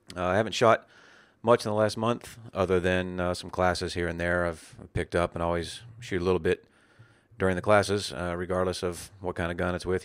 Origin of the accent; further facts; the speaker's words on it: West Virginia, United States; when I was a child growing up in West Virginia